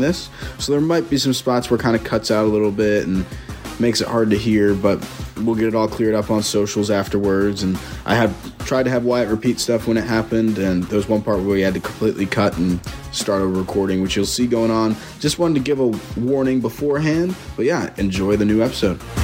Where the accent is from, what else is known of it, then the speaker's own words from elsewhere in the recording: Frisco, Texas, United States; it's the Frisco Bowl. It's in my hometown